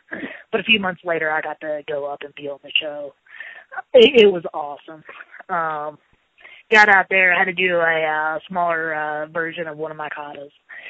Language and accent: English; Charleston, West Virginia, United States; Yes, I've been here pretty much all my life.